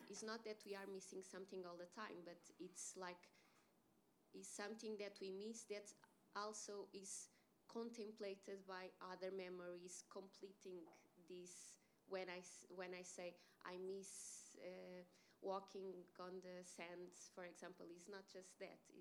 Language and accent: English; Lisbon, Portugal; English is a second language; moved away as an adult; now in Bergen, Norway